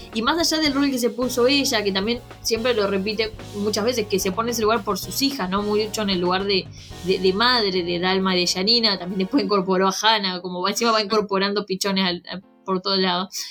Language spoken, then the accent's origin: Spanish; Argentina